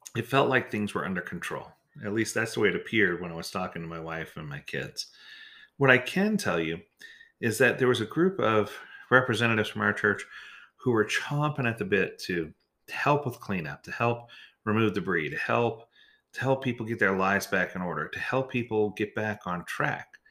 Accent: New Orleans, Louisiana, United States; moved away; I grew up in New Orleans, so I was ready for a hurricane

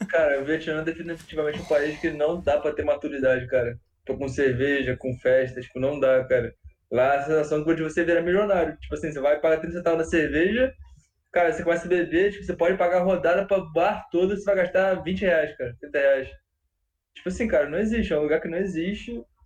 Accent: Rio de Janeiro, Brazil; eu sou carioca

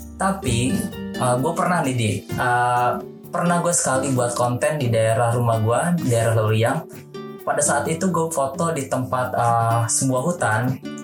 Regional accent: Bogor, West Java, Indonesia; born or raised there

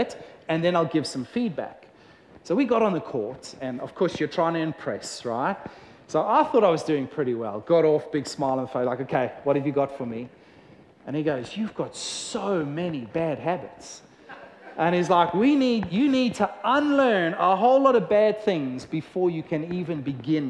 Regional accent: South Africa; growing up in South Africa

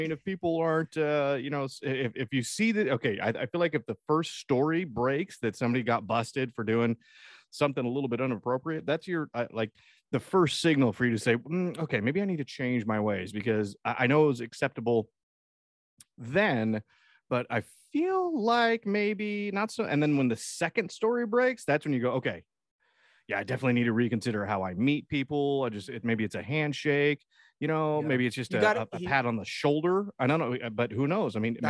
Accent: Texas, United States; I'm just from Texas. That's just what we do.

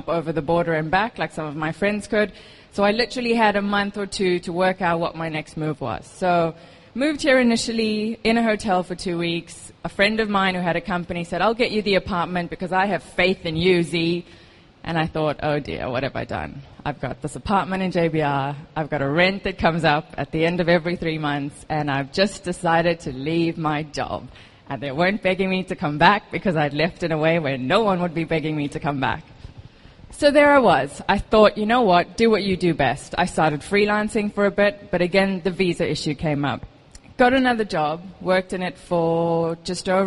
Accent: South Africa; moved away as an adult; now in Dubai, United Arab Emirates; I am South African. I've moved here about 4.5 years ago.

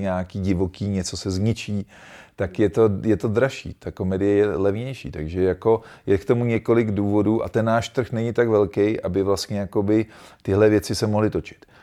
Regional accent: Czechia; jsem hrdej na to, že jsem Čech

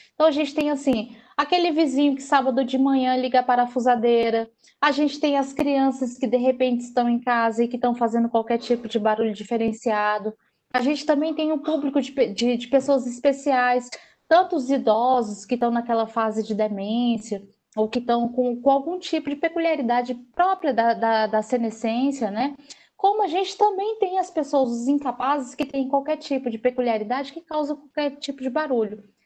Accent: Northeast Region, Brazil; eu sendo nordestina

